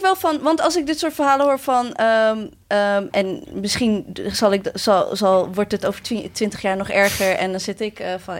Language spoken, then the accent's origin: Dutch; Maarssen, Utrecht, Netherlands; waar ik ben opgegroeid en dat is Maarsen